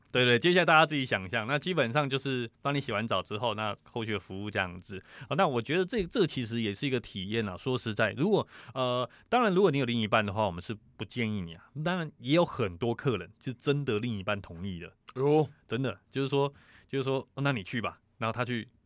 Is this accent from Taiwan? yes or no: yes; Taiwan; 我们台湾人